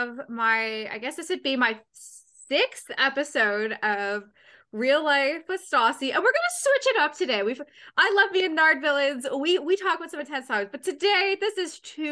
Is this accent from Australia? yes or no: no; Canada; fellow Canadian